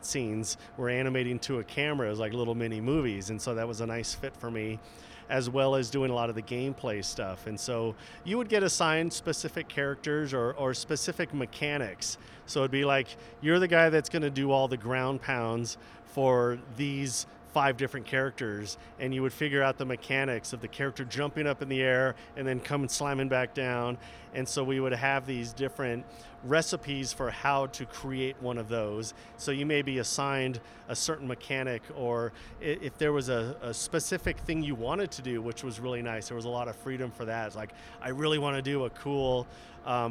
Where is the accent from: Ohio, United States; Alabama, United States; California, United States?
California, United States; Southern; moved away as an adult; now in Salt Lake City, United States; I was born and raised in Southern California